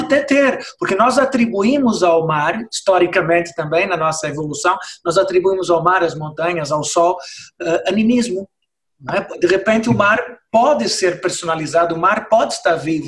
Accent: Brazil; moved away as an adult; now in Portugal; eu sou brasileiro, mas eu vivo cá há 30 anos

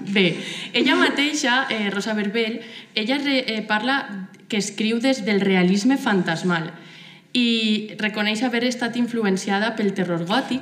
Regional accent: Gandia, Valencian Community, Spain; soc de Gandia

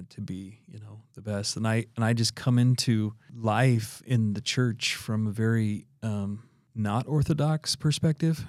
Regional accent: Idaho, United States; now in Utah, United States; I'm originally from Idaho

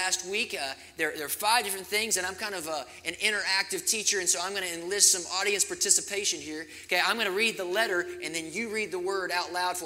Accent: Kentucky, United States; also born or lived in Arizona; now in Colorado, United States; growing up in Kentucky and being in Arizona

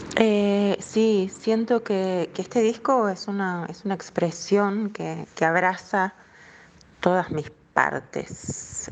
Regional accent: La Plata, Buenos Aires Province, Argentina; en la ciudad de La Plata, que es mi ciudad natal, La Plata, Argentina

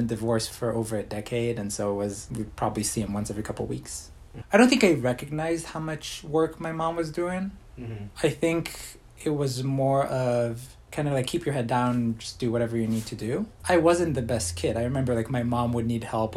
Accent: Israel; When I was younger, growing up in Israel

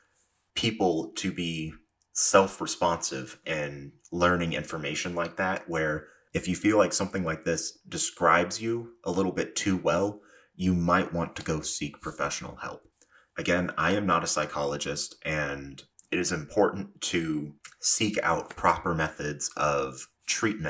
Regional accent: the South, United States; I am from the South, and while I do my best to not have an accent slip through, sometimes it inevitably does

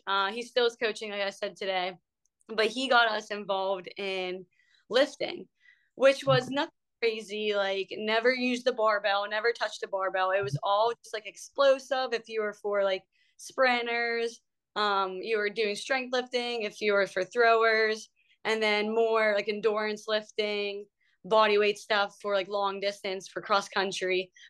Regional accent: Ebensburg, Pennsylvania, United States; moved away; So I'm from a small hole in the wall town. It's called Ebensburg, Pennsylvania.

